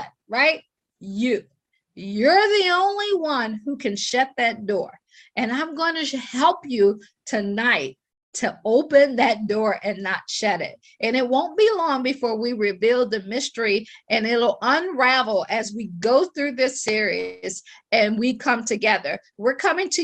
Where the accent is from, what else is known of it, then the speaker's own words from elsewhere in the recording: Akron, Ohio, United States; moved away as an adult; also born or lived in Washington, D.C. / Baltimore / Boston / Pittsburgh; I am from Akron, Ohio. I always joke and say I grew up shy, sheltered, and in church basically 6 days a week